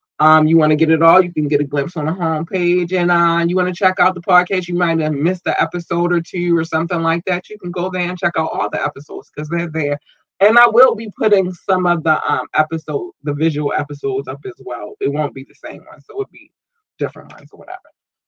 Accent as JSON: {"language": "English", "country": "United States", "said": "United States, always, always my first love. This is my country. This is my home country. This is where I'm from."}